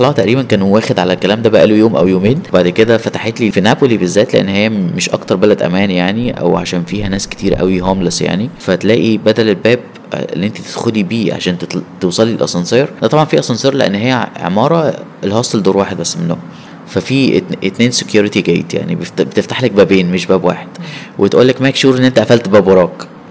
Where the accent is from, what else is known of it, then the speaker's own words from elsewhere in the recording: Egypt; من مصر